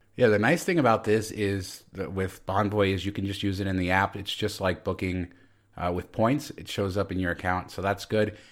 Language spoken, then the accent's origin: English; Las Vegas, Nevada, United States; defending my hometown